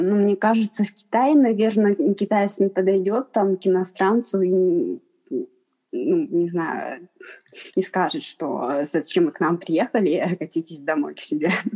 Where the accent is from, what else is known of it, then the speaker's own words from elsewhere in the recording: Harbin, Heilongjiang, China; я из Харбина, я, я из Харбина, у меня пекинского произношения нет